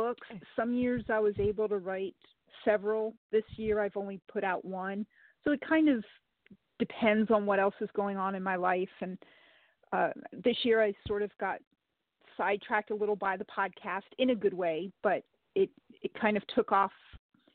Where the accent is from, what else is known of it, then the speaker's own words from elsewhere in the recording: Rhode Island, United States; also born or lived in Arizona; now in Kentucky, United States; originally I'm from Rhode Island. Then I made my way to Arizona